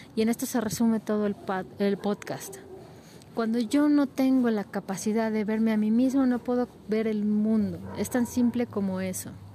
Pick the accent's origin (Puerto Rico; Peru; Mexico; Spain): Mexico; como mexicanos, como latinoamericanos